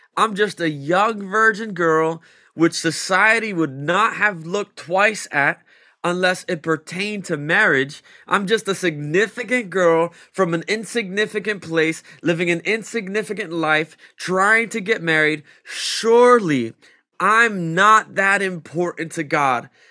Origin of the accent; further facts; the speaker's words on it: Vineland, New Jersey, United States; also born or lived in Millville, New Jersey; I'm from, uh, Cumberland County. I grew up in Vineland and Millville all my life